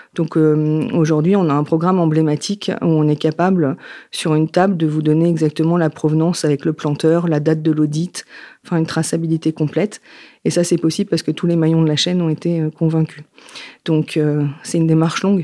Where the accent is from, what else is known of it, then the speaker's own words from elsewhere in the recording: Yvelines, Île-de-France, France; moved away as an adult; also born or lived in Paris; now in Nantes, France; Je vis à Nantes après une période parisienne, parce que je suis née dans les Yvelines, et j'ai déménagé il y a à peu près dix ans